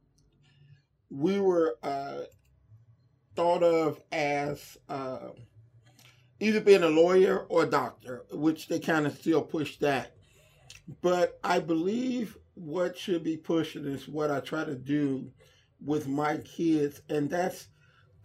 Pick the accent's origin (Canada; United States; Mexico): United States; Inglewood, California; I was born and raised in the Inglewood area or in Inglewood.